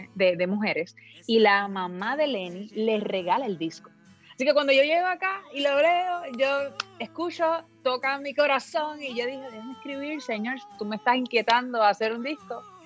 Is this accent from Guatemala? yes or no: no; Puerto Rico; yo soy una boricua de pura cepa, así que soy de la isla del encanto, ah, de Puerto Rico